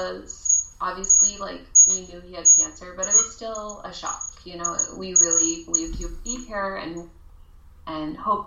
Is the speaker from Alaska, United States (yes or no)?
no; Colorado, United States; I'm actually from Colorado. Grew up there